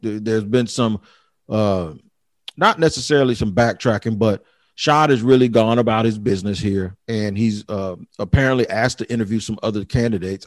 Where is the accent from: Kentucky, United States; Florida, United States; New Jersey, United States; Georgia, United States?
Florida, United States; Jacksonville; my hometown, Jacksonville